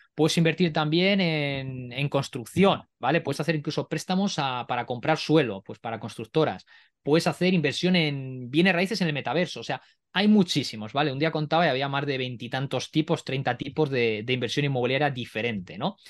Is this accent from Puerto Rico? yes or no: no; Spain; yo no estoy expatriado en España, soy español